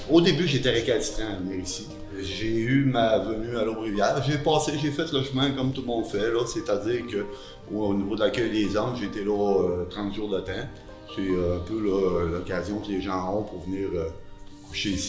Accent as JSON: {"language": "French", "town": "Saint-Marc-des-Carrières", "region": "Quebec", "country": "Canada", "tie": "born or raised there", "also_born_or_lived": "Saint-Roch, Quebec City", "moved": "yes", "lives_now": "Quebec City, Canada", "said": "je suis natif euh, de Saint-Marc-des-Carrières, dans le comté de Port-Neuf."}